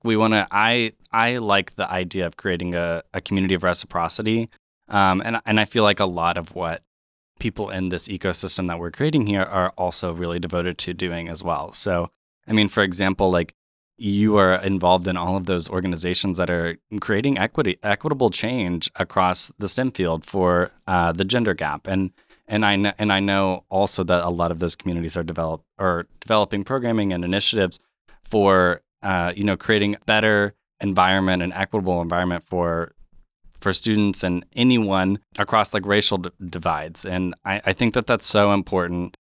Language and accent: English; Tulsa, Oklahoma, United States; moved away as an adult; my hometown